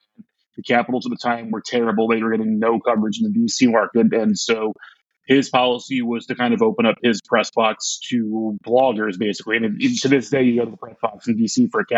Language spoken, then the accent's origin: English; Belleville, Illinois, United States; moved away as an adult; also born or lived in Washington, D.C. area; I'm from St. Louis originally, from Belleville originally. And so when my life kind of shifted to where moving back in early 2017